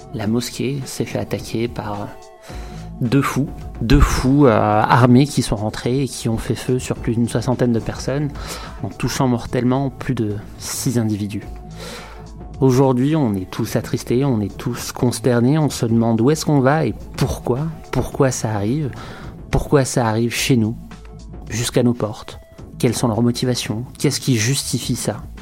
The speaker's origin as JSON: {"language": "French", "town": "Quebec City", "region": "Quebec", "country": "Canada", "said": "chez nous, à Québec, dans une ville tranquille"}